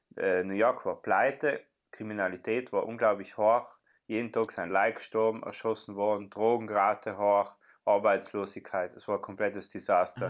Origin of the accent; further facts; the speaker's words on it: South Tyrol, Trentino-Alto Adige, Italy; wir als Südtiroler